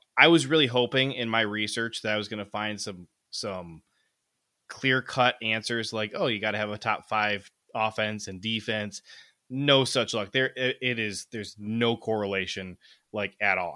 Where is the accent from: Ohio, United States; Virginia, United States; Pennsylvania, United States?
Ohio, United States; moved away; also born or lived in Michigan; I grew up in Ohio